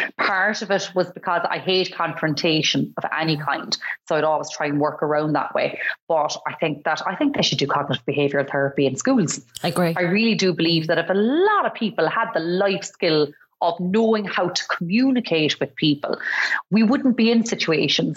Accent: Cork, Munster, Ireland; I come from Cork.

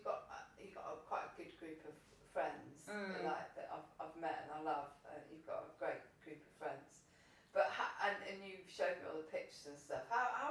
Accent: London, United Kingdom; at that time in the 80s, like, being in South London, it weren't called to be African.

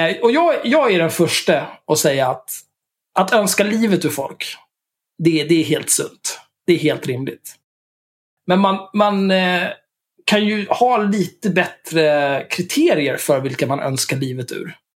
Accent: Sweden; first language Swedish; Jag är svensk

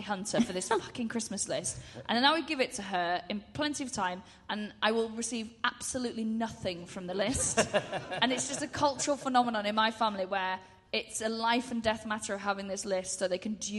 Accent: Anglesey, Wales, United Kingdom; moved away; I'm from Anglesey

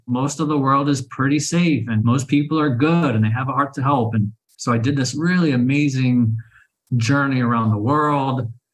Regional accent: Oklahoma City, Oklahoma, United States; moved away as an adult; now in Sayulita, Mexico; I was born and raised in Oklahoma City, Oklahoma

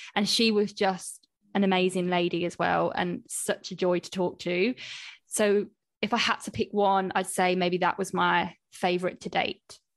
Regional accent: Coventry, West Midlands, United Kingdom; in Cov, like, where I'm from, there were no, like, sushi places

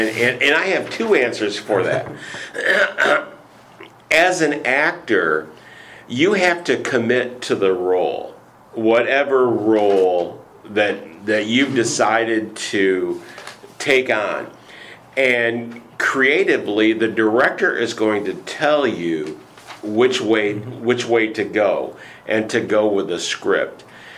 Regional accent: Michigan, United States; I was primarily a voice actor because I'm from Michigan and I don't have an accent.

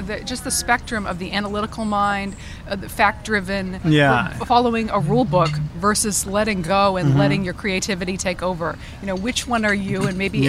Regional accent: New England, United States; I'm from New England.

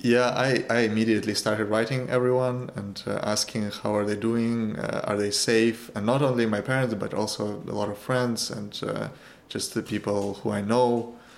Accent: Kyiv, Ukraine; now in London, United Kingdom; I was born in Ukraine, in Kiev

